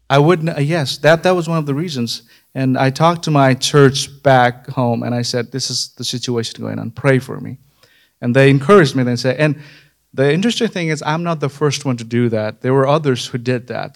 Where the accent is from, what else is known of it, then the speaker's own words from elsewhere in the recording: far western Nepal, Sudurpashchim Province, Nepal; moved away; I grew up in Nepal, nineteen ninety-five. I was born in Nepal, far western part of Nepal